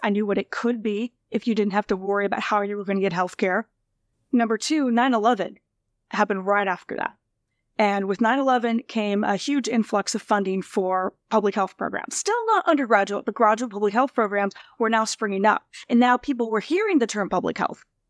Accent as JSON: {"language": "English", "region": "rural Nebraska", "country": "United States", "tie": "born or raised there", "moved": "yes", "said": "growing up in rural Nebraska."}